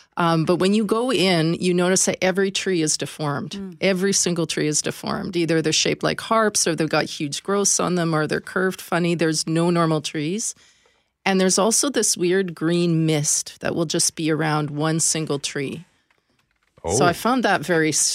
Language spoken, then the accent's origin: English; Canada; being Canadian